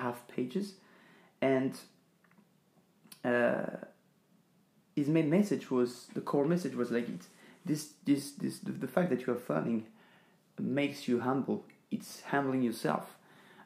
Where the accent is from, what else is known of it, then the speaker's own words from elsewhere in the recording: France; English is a second language; moved away as an adult; now in Ängelholm, Sweden; I'm this French guy that is working in Sweden